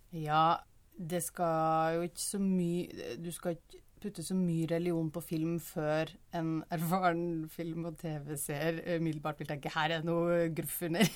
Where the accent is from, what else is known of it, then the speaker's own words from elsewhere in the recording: Trøndelag, Norway; som trønder